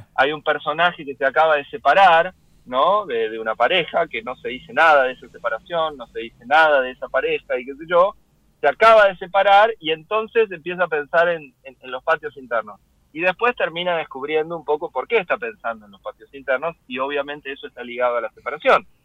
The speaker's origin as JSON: {"language": "Spanish", "town": "Lanús", "region": "Buenos Aires Province", "country": "Argentina", "tie": "born or raised there", "also_born_or_lived": "Bernal", "moved": "as an adult", "lives_now": "Paris, France", "said": "pero yo soy de Lanús, yo me crié en Lanús"}